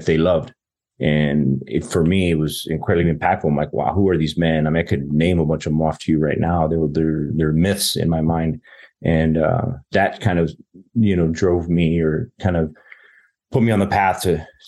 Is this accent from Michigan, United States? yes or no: no; Las Cruces, New Mexico, United States; moved away as an adult; I'm from southern New Mexico, a town. I grew up in Las Cruces, New Mexico